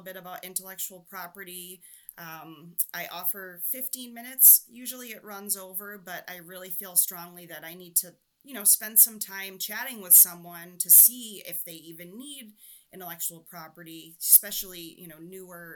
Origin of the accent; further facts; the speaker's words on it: New Hampshire, United States; I'm from New Hampshire, so there's a little bit of that neighbor helping neighbor, kind of backwoods.